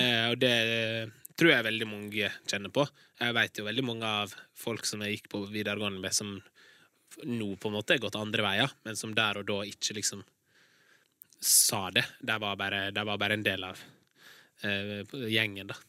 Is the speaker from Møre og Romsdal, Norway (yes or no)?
yes; Larsnes, Møre og Romsdal, Norway; Jeg kommer fra Larsnes